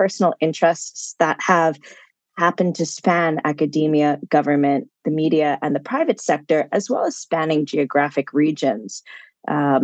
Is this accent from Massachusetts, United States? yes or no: yes; Concord, Massachusetts, United States; I grew up outside of Boston, Massachusetts, around the town of Concord